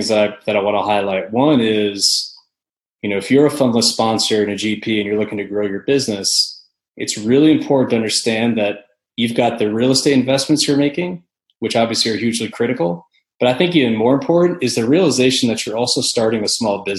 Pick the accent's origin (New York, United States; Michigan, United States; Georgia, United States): New York, United States; the Northeast, upstate; moved away as an adult; also born or lived in Northeast US / Connecticut / Boston; now in Nashville, United States; So I'm originally from upstate New York. Then I grew up kind of in the Northeast